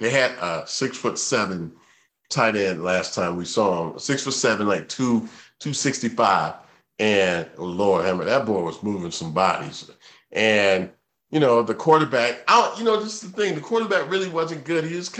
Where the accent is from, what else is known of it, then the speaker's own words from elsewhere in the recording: Georgia, United States; I'm from Georgia.